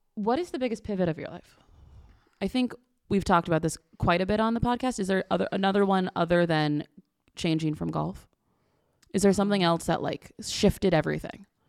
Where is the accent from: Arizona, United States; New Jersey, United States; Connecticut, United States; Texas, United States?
Connecticut, United States; we grew up in Connecticut